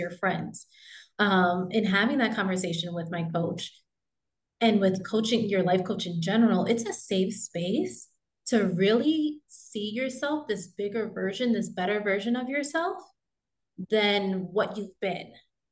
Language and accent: English; New York, United States; moved away as an adult; now in Texas, United States; I'm originally from New York, and I left New York